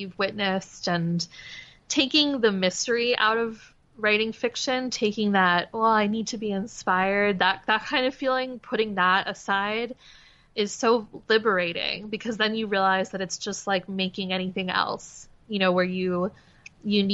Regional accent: Demarest, New Jersey, United States; moved away as an adult; also born or lived in Pennsylvania; now in Brooklyn, United States; Demarest. It's a tiny little town with a gazebo. It's really small. Great high school, great public school. It was a beautiful place to grow up.

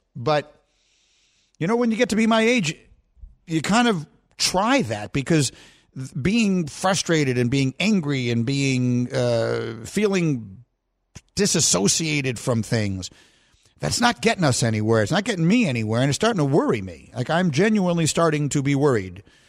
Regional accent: New York, United States; moved away as an adult; also born or lived in Evanston, Illinois; I'm from New York

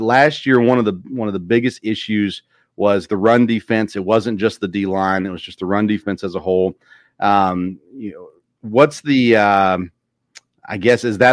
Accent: Murfreesboro, Tennessee, United States; I grew up in Murfreesboro.

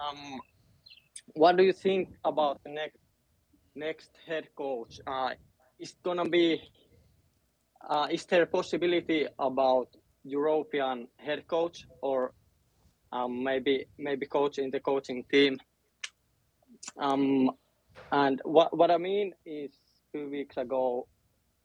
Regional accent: Finland; I'm from Finland

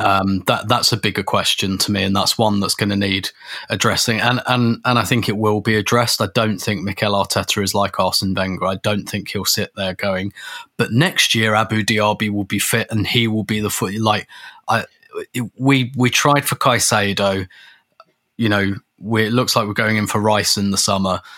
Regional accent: England, United Kingdom; as a, as, as an Englishman

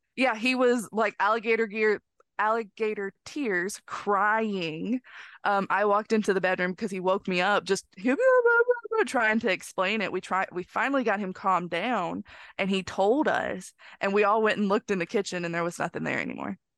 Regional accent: northern Mississippi, United States; this house is in northern Mississippi

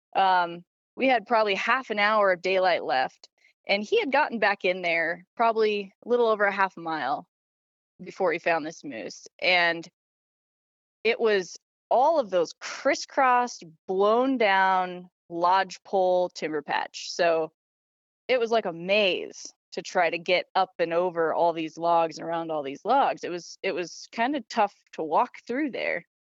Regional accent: Idaho, United States; now in Montana, United States; I was born and raised in Idaho

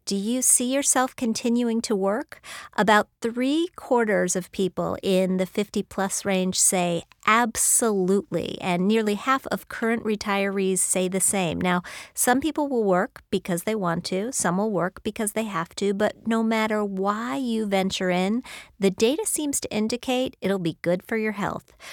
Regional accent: United States; also born or lived in Madison, Wisconsin / Bloomington, Indiana; I grew up in Madison, Wisconsin, and then Bloomington, Indiana.

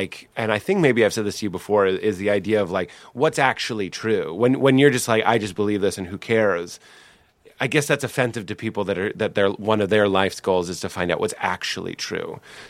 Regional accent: Nashville, Tennessee, United States; I'm from Nashville and I was raised Christian, so I'm going to be a Christian.

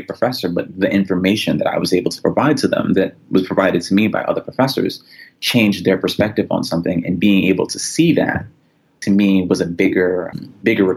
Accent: New York City, New York, United States; moved away as an adult; also born or lived in Cleveland; I grew up in New York City

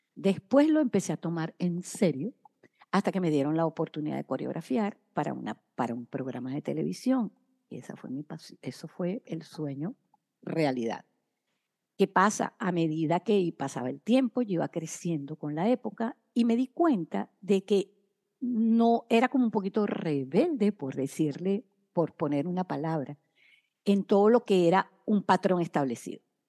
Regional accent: Caracas, Capital District, Venezuela; moved away as an adult; desde mi ciudad, Caracas, mi país natal, Venezuela

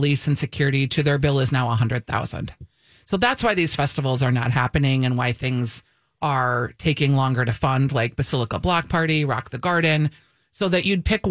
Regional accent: Ely, Minnesota, United States; I'm from Ely, Minnesota, too

